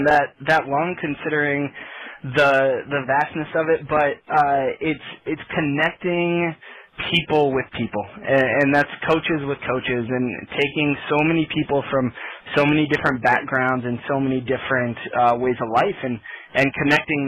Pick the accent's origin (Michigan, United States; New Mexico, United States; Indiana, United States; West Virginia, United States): Indiana, United States; South Bend; now in Fishers, United States; I grew up in South Bend, Indiana area